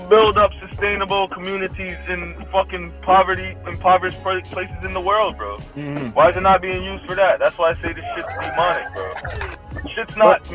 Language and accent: English; Jamaica; us just being Jamaican already, it's within our culture